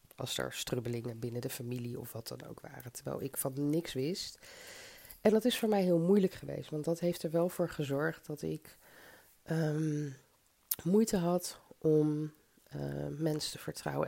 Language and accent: Dutch; Zoetermeer, South Holland, Netherlands; also born or lived in Mauritius / Tilburg; now in Delft, Netherlands; Ik kom uit Zoetermeer